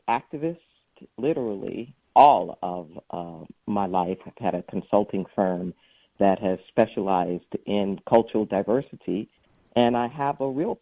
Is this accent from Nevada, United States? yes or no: no; Los Angeles, California, United States; moved away as an adult; now in Santa Cruz, United States; I was raised in the Los Angeles area